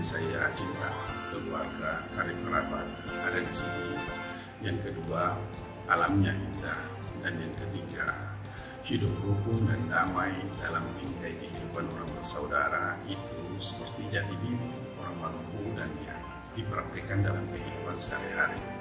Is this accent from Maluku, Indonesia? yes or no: yes; Ambon, Maluku, Indonesia; Saya berasal dari Ambon dan sekarang saya sedang berada di Ambon